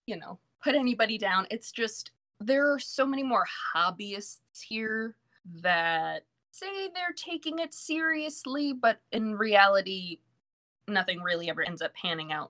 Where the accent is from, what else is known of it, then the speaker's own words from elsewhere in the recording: Virginia Beach, Virginia, United States; also born or lived in New York; I have lived in Virginia Beach for the majority of my life